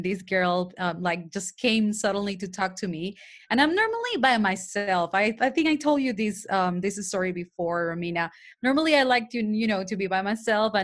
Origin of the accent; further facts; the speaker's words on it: Panama City, Panama; first language Spanish; English is a second language; I have an accent. That's because I'm from Panama, Panama City. Mine actually native language is Spanish.